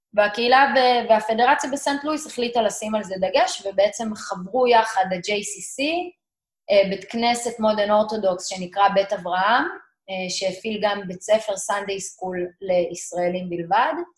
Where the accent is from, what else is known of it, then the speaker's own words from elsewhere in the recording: Meitar, Southern District, Israel; also born or lived in St. Louis, Missouri, United States; גדלתי במיתר, בדרום, זה יישוב קהילתי